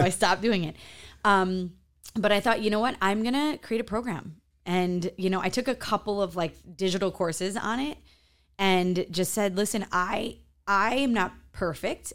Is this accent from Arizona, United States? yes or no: no; Chicago, Illinois, United States; moved away as an adult; also born or lived in New York City; now in Miami, United States; I'm from Chicago, gr-, gr-, grew up in a farm town, and then moved to New York City, back to Chicago, now in Miami